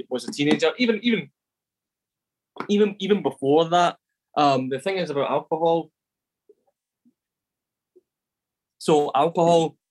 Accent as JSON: {"language": "English", "town": "Glasgow", "region": "Scotland", "country": "United Kingdom", "tie": "born or raised there", "said": "I am originally from Glasgow, and so like my dad's an alcoholic, and all through my life growing up"}